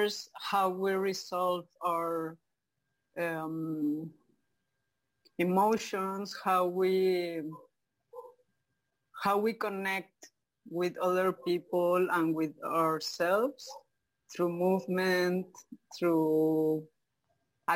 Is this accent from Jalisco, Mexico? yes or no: no; Mexico City, Mexico; English is a second language; moved away as an adult; now in Cozumel, Mexico; I was born in Mexico City. And when I was a little child, my both parents were like working all day.